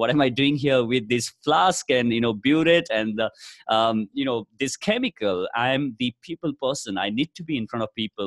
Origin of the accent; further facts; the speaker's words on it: Nepal; moved away as an adult; now in India; I come from Nepal